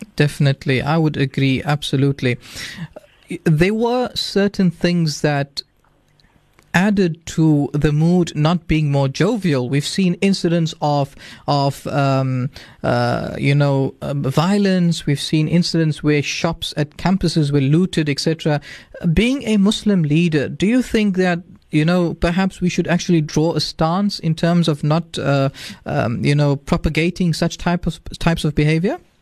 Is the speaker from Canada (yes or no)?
no; South Africa; our future as South African youth